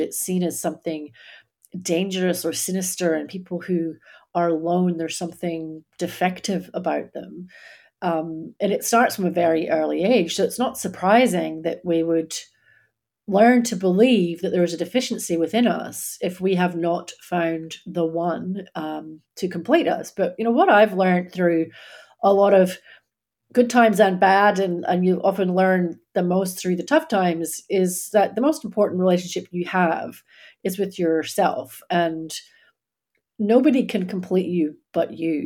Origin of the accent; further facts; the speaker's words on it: Scotland, United Kingdom; moved away as an adult; now in Australia; I grew up in Scotland